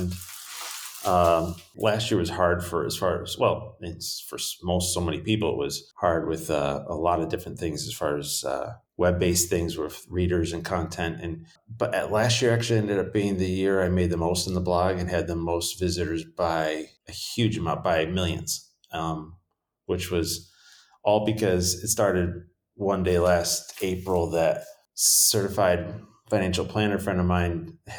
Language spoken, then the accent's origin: English; New York, United States; I'm from New York State, and so going from there